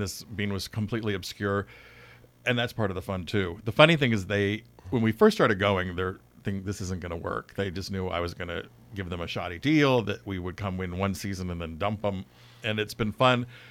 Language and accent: English; Bay Area, California, United States; also born or lived in Los Angeles; now in Napa, United States; I grew up in the Bay Area